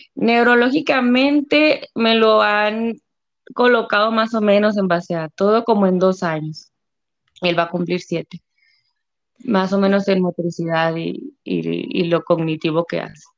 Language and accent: Spanish; Delicias, Chihuahua, Mexico; soy de Delicia, Chihuahua.